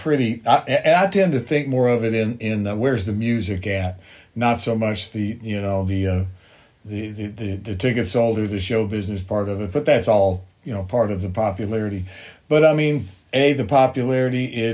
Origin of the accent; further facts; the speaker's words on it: Bowling Green, Kentucky, United States; my hometown in Bowling Green